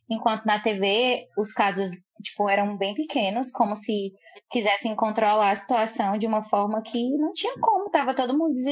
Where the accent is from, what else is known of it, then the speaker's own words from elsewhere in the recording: Fortaleza, Ceará, Brazil; Sou de Fortaleza, Ceará, do Nordeste, uma cidade linda, iluminada.